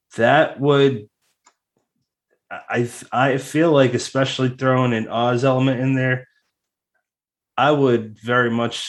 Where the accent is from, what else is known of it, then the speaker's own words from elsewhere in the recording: Massachusetts, United States; now in New Jersey, United States; It's it's illegal in my home state of Massachusetts. It's also legal as of this or last year, can't remember, in my new state, New Jersey.